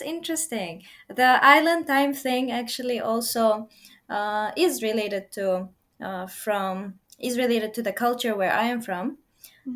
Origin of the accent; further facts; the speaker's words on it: Uzbekistan; now in Japan; I'm from Uzbekistan